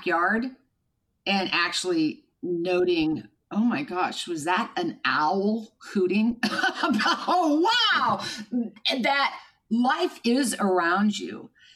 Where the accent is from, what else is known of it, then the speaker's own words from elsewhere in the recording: Kansas, United States; was born and raised in Kansas.